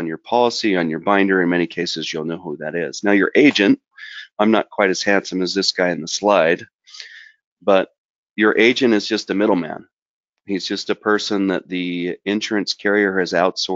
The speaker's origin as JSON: {"language": "English", "region": "southern Utah", "country": "United States", "tie": "born or raised there", "said": "I grew up in southern Utah in the Red Deserts, but I live in northern Utah now"}